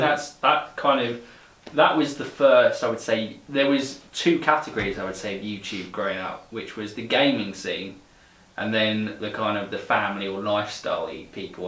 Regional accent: England, United Kingdom; growing up in England

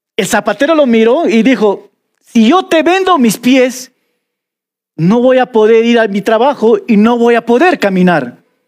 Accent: Peruvian Amazon, Peru; accent: selva (jungle) accent; now in Cusco, Peru; Yo soy de la selva y se nota mi dejo

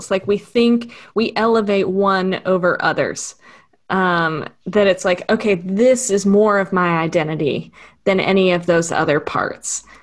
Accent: Texas, United States; I was born in Texas, and so I would call myself, and then went back there for college, so I would call myself a Texan

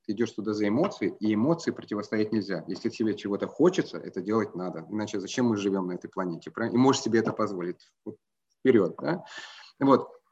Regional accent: Croatia; я родом из Хорватии

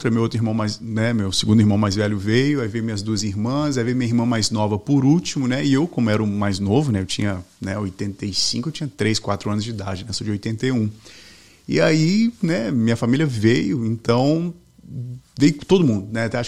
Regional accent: Boston, Massachusetts, United States; now in Florida, United States; É, cresci em Boston, estudei high school lá e ah. tudo, né? Estudei no Somerville High School lá.

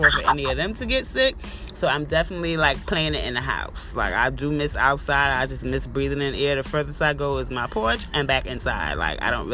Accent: New York City, New York, United States; moved away as an adult; now in Augusta, United States; I'm from Brooklyn originally, but I live out here in Augusta now

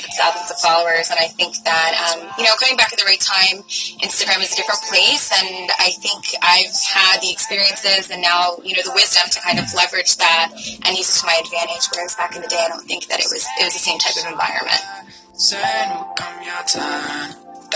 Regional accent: New York City, New York, United States; I'm from the Bronx.

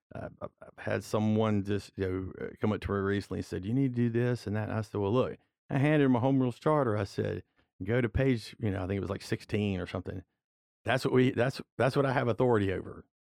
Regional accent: Walker, Louisiana, United States; I'm from Walker, I represent District Seven, which is the Walker area

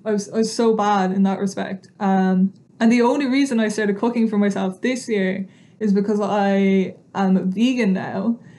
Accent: Estonia; moved away; because I'm originally from Estonia, so in my early teenage years, we used to go and spend the whole summers in Estonia

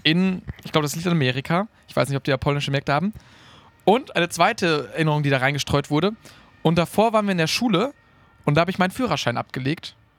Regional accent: Münsterland, North Rhine-Westphalia, Germany; bei uns zu Hause im Münsterland

